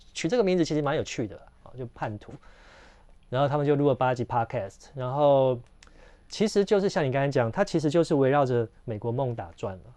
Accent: Taiwan; 其实我们是台湾人

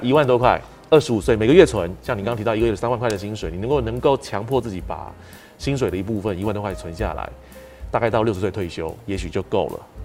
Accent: Taiwan; 我们台湾人

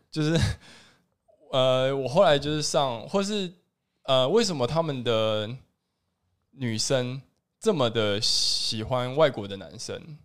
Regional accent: Taiwan; 我就是台湾人

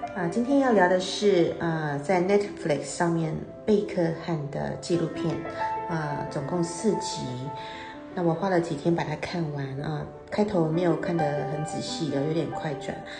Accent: Taiwan; 我们台湾人，我们要学英文

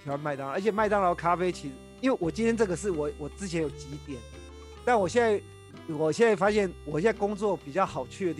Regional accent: Taiwan; 其实我小时候在台湾就吃过

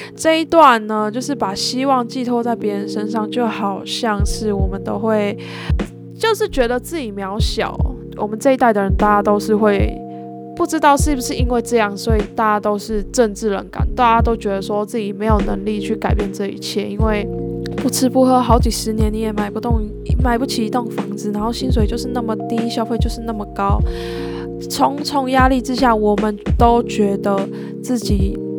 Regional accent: Yilan County, Taiwan; moved away; 因为我是宜兰人嘛

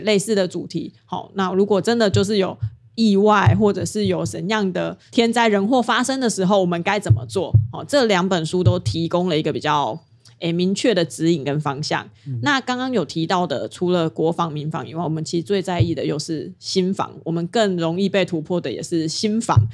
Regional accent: Taiwan; 我身为台湾人真好，我一定要当 就是一个堂堂正正的台湾人

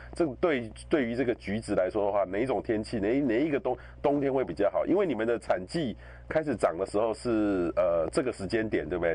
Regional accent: Taiwan; 我们台湾人

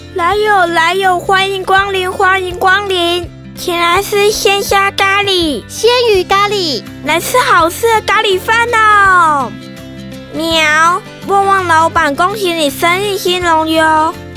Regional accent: Changhua County, Taiwan; 我现在是大班，我来自彰化

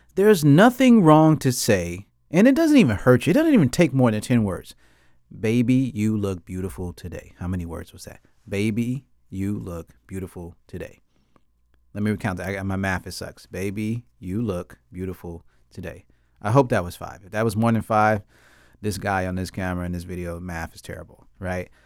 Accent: United States; I grew up in America

